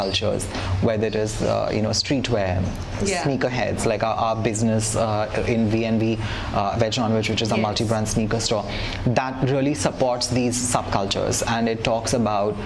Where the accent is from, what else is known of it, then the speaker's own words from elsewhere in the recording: India; we are quintessential Indian, you know, people